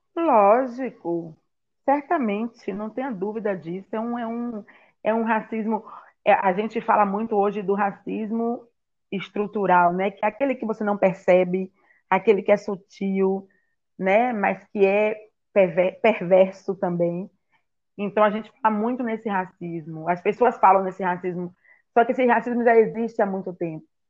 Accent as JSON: {"language": "Portuguese", "town": "Salvador", "region": "Bahia", "country": "Brazil", "tie": "born or raised there", "also_born_or_lived": "Itaparica Island", "said": "eu nasci aqui em Salvador e fui para a ilha de Taparica, que era que é a terra natal da minha mãe"}